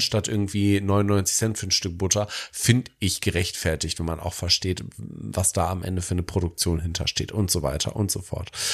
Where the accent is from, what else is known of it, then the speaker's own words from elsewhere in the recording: Detmold, North Rhine-Westphalia, Germany; meine, äh, ja, Stadt, wo ich groß geworden bin als Jugendlicher